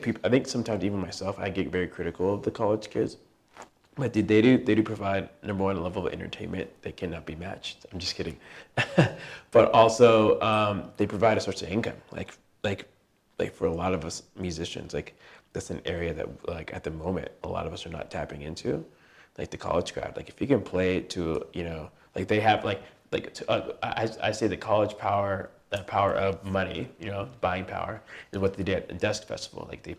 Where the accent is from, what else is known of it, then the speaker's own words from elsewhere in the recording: California, United States; I'm from Orange County, I would say.